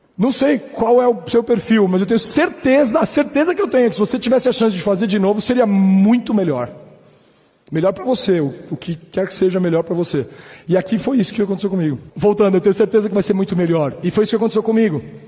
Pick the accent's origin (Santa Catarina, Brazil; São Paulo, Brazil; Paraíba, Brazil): São Paulo, Brazil; Nascido e criado em São Paulo, mil novecentos e oitenta e seis